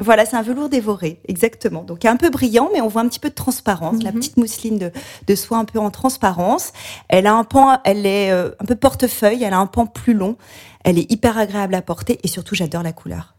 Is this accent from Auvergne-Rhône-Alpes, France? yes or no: yes; Beaujolais, near Lyon, Auvergne-Rhône-Alpes, France; J'ai grandi dans le Beaujolais, à la campagne près de Lyon